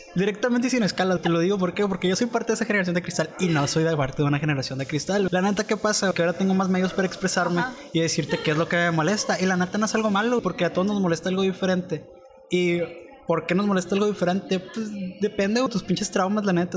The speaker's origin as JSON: {"language": "Spanish", "country": "Mexico", "said": "nosotros somos mexicanos"}